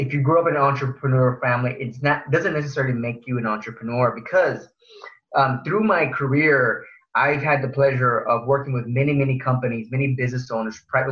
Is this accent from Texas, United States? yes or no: yes; Houston, Texas, United States; also born or lived in Pharr, Texas; I grew up in Far Texas, which is near McAllen. And at the age of five, my family came to the big city in Houston for a better life